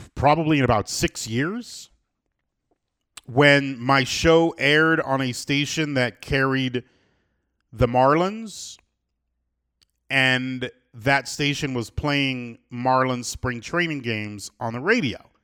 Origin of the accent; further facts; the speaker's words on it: Miami, Florida, United States; I do love Miami, born and raised in Miami